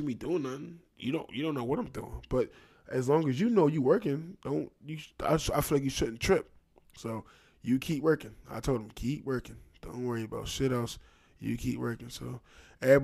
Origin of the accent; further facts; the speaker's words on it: Trenton, New Jersey, United States; I'm from Trenton, New Jersey